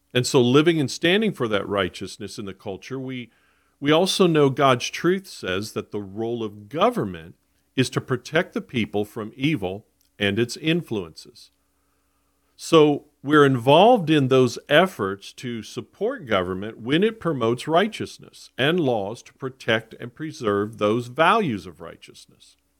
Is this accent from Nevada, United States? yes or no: no; South Florida, United States; I was born and raised in Florida. I grew up in South Florida.